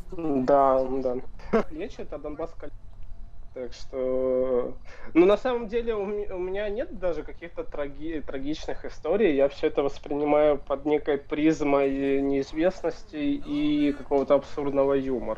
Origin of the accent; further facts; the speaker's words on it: Luhansk, Luhansk Oblast, Ukraine; moved away as an adult; now in Kraków, Poland; сам я родом из э, Луганска